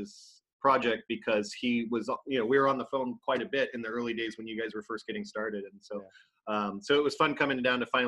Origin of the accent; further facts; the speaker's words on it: Los Angeles, California, United States; also born or lived in San Diego; I grew up in Southern California and then in the LA area, but moved to San Diego to go to college at San Diego State starting in 1993